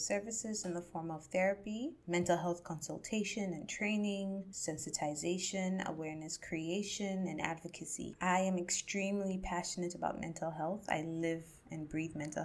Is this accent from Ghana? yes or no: yes; Ghana; myself as a Ghanaian and an African